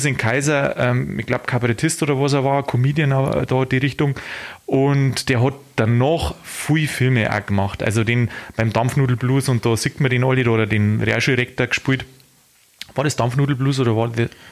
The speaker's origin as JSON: {"language": "German", "area": "Landkreis Lanzer", "region": "Bavaria", "country": "Germany", "said": "Da, wo ich herkomme, äh, Landkreis Lanzer"}